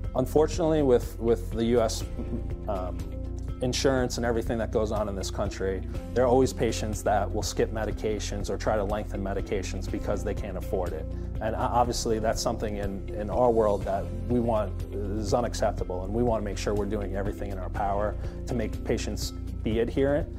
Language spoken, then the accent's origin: English; New York, United States; also born or lived in Boston; I'm born and raised in New York